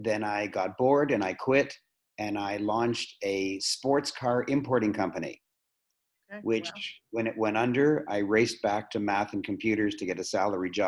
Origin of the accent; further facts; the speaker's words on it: Toronto, Ontario, Canada; I was born in Toronto. I've lived in Toronto all my life. I'm a very proud Canadian